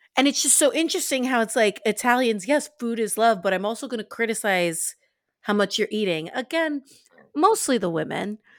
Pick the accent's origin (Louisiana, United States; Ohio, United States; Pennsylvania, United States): Louisiana, United States; New Orleans; I'm, I'm from New Orleans, I'm from the South